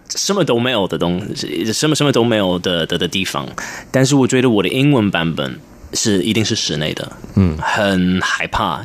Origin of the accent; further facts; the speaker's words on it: London, United Kingdom; first language English; Chinese is a second language; moved away as an adult; now in Taiwan; 我是在英国，嗯，出生，在伦敦出生，然后，呃，我爸爸是英国人，我妈是香港人，呃，然后其实我二十六，二十五，二十六岁，嗯，来，第一次来台湾，然后那个是我，也是我第一次真的听到中文